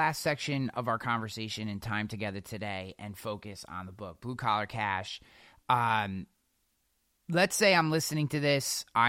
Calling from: Albany, New York, United States; I work for the state. I'm coming from Albany, New York. We have 250,000 state workers here.

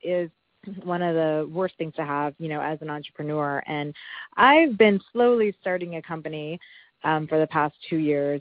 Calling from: Florida, United States; I'm calling from Florida.

